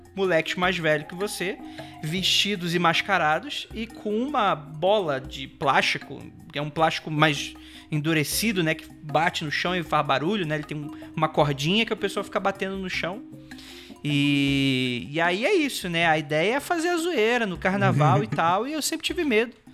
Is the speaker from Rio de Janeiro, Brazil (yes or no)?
yes; Rio de Janeiro, Brazil; also born or lived in Santa Cecília, São Paulo; now in São Paulo, Brazil; Sou de Jacarepaguá, subúrbio carioca